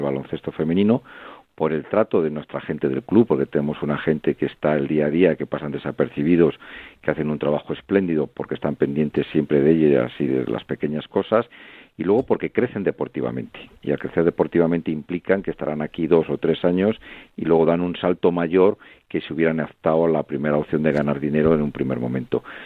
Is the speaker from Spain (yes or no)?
yes; Salamanca, Castile and León, Spain; tremendamente orgullo como salmantino que soy